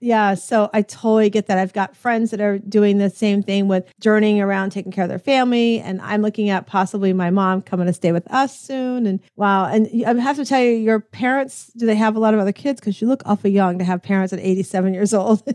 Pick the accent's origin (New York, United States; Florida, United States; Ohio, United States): Florida, United States; Tampa; also born or lived in Connecticut; my hometown of, of Tampa, Florida